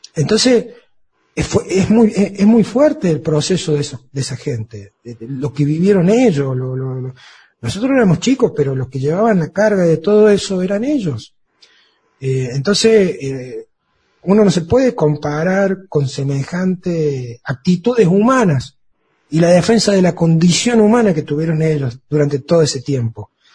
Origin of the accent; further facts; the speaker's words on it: Argentina; como tantos argentinos